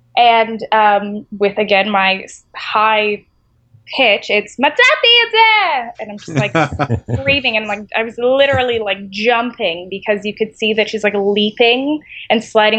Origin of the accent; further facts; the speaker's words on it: Israel; moved away; I grew up in the Middle East. I grew up in Israel, and I speak Hebrew.